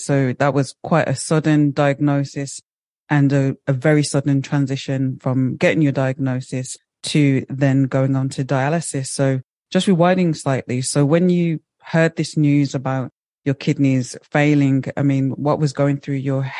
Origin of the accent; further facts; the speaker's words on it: Birmingham, West Midlands, United Kingdom; Birmingham born and bred.